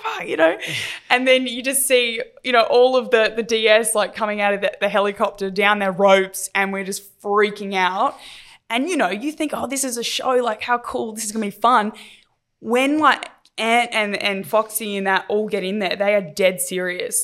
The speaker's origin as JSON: {"language": "English", "town": "Adelaide", "region": "South Australia", "country": "Australia", "tie": "born or raised there", "said": "growing up in Adelaide"}